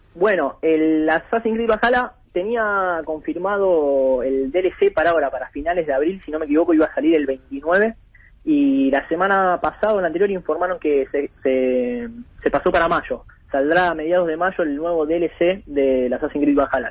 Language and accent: Spanish; Buenos Aires, Argentina; yo crecí en Capital